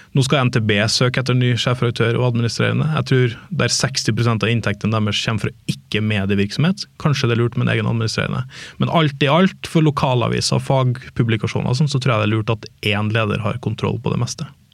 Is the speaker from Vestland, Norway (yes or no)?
no; Trondheim, Trøndelag, Norway; moved away as an adult; now in Oslo, Norway; jeg hadde et jobbtilbud hjemme i Trondheim